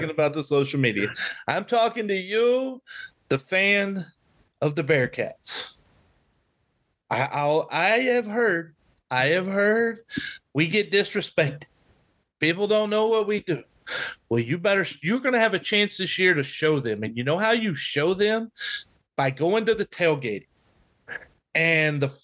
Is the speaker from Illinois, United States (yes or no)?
no; small Texas towns, United States; There were 1,300 people in my hometown